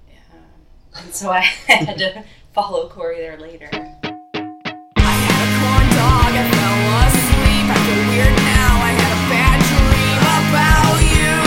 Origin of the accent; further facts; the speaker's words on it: Ontario, Canada; I live in Ontario because I'm from Canada